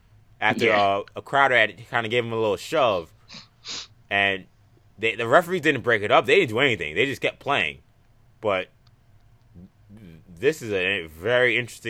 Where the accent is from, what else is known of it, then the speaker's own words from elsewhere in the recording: Nazareth, Pennsylvania, United States; in my hometown of Nazareth